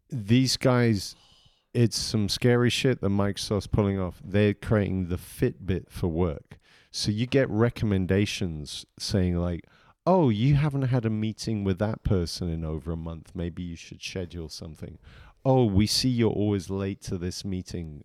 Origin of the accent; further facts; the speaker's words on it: England, United Kingdom; moved away; I grew up in England